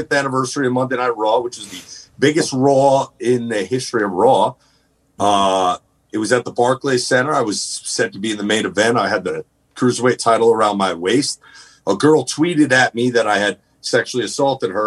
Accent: New Jersey, United States; I come from Jersey

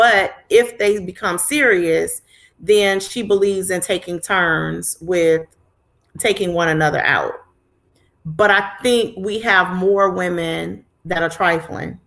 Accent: Chicago, Illinois, United States; I'm from Chicago.

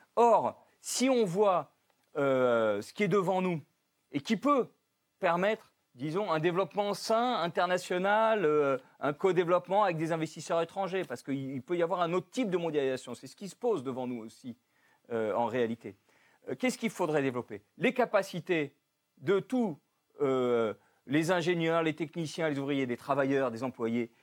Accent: France; chez nous, en France

